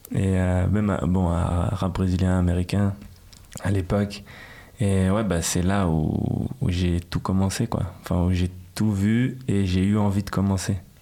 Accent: Geneva, Switzerland; French is a second language; also born or lived in São Paulo, Brazil; je suis genevois parce que voilà j'ai grandi aussi ici

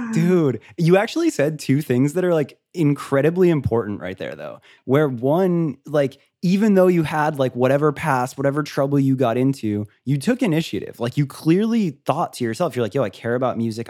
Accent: Florida, United States; I grew up in Florida, like by a beach town

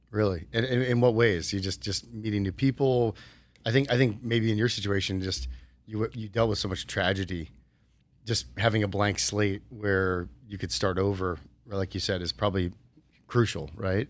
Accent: New Jersey, United States; moved away as an adult; also born or lived in Arizona; now in Las Vegas, United States; I grew up in New Jersey, went to Rutgers University

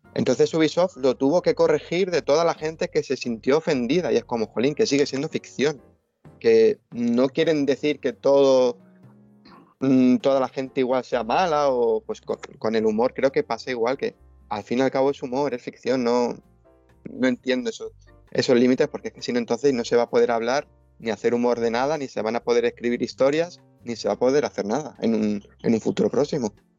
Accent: Spain; se nos a los españoles

